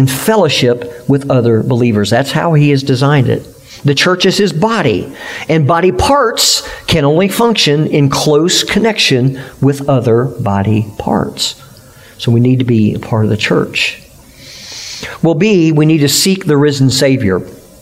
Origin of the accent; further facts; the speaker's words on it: United States; as American Christians